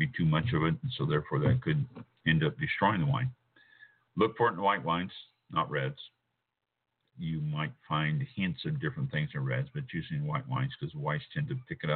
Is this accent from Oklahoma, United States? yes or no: no; Kansas City, Missouri, United States; I was born and raised in Kansas City